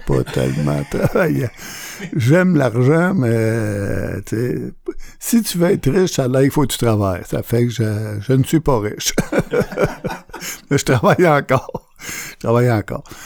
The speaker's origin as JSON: {"language": "French", "town": "Montreal", "region": "Quebec", "country": "Canada", "tie": "born or raised there", "said": "je suis natif de Montréal"}